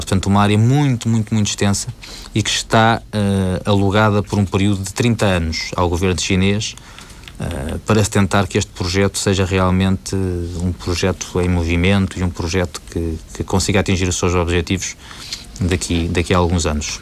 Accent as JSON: {"language": "Portuguese", "country": "Portugal", "moved": "yes", "said": "sendo o meu país de origem"}